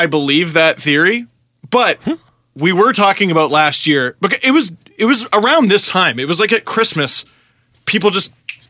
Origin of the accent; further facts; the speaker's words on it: Toronto, Ontario, Canada; It's impossible to not sound like a sore loser because we're all from Toronto.